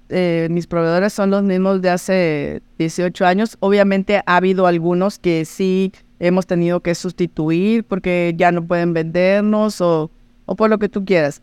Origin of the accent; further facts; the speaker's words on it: Mazatlán, Sinaloa, Mexico; moved away as an adult; now in Baja California, Mexico; yo soy de Mazatlán y hace 30 años me fui a Baja California, poquito menos, 28 años